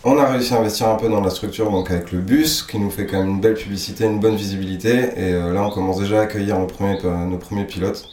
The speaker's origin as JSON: {"language": "French", "area": "Île d'Oléron", "region": "Nouvelle-Aquitaine", "country": "France", "tie": "born or raised there", "also_born_or_lived": "south-west France", "said": "je suis arrivé là assez petit, donc en fait je pense que je suis un peu d'ici."}